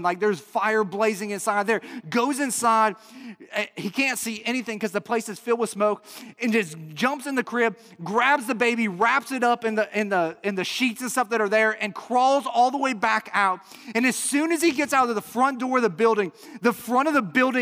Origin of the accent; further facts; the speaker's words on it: Chicago, Illinois, United States; I'm from the Chicago area